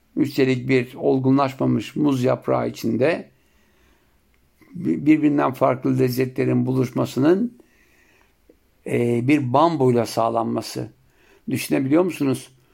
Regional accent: Siirt Province, Turkey; bizim Siirt'te yapılanı en çok etli olurdu

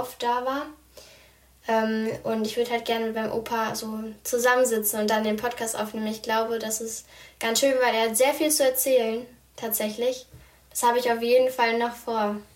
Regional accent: Germany; Ich wohne hier, ich wurde hier geboren

